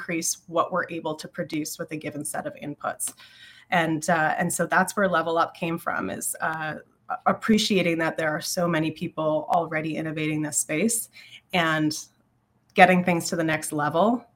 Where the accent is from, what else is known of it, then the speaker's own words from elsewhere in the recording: Southwestern Ontario, Canada; now in Ottawa, Canada; I live in Ottawa now, but I grew up in Southwestern Ontario